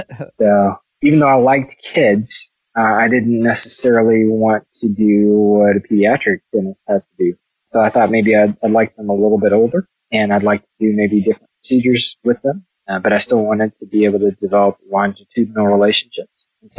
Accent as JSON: {"language": "English", "town": "Colorado Springs", "region": "Colorado", "country": "United States", "tie": "born or raised there", "said": "I'm originally mostly from Colorado Springs, but my family's from Eastern North Carolina. My dad was military, so I lived in several different places. But I would say the majority of my growing up time was in Colorado Springs."}